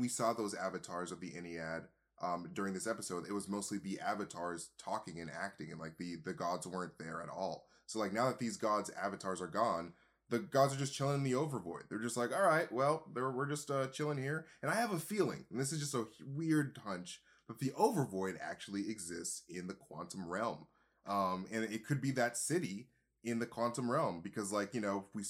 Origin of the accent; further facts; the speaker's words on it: Wyoming, United States; I'm from Wyoming.